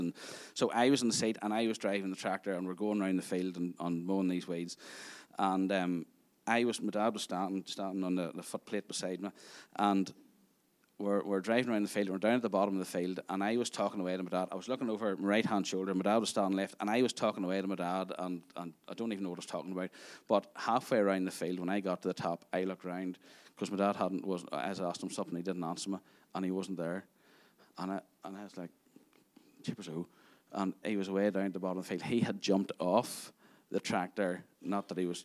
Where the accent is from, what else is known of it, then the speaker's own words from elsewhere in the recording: Craigavon, Northern Ireland, United Kingdom; also born or lived in Tandragee; I grew up in Craigavon